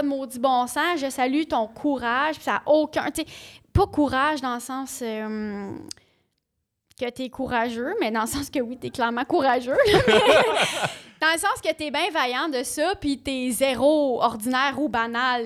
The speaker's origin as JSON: {"language": "French", "region": "Ontario", "country": "Canada", "tie": "born or raised there", "moved": "yes", "said": "je viens de l'Ontario"}